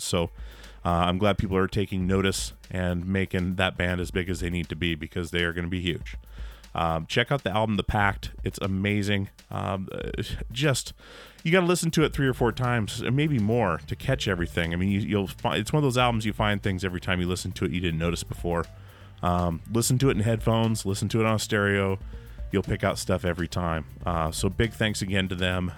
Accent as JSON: {"language": "English", "region": "Alaska", "country": "United States", "tie": "born or raised there", "moved": "yes", "said": "I grew up in a Mormon household in Alaska"}